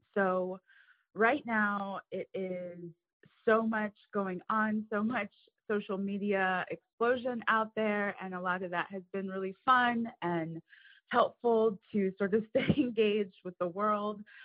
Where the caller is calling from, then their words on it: Cincinnati, Ohio, United States; I am calling from Cincinnati, Ohio